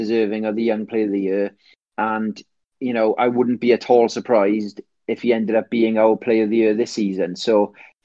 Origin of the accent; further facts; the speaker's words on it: Wales, United Kingdom; I'm a Welshman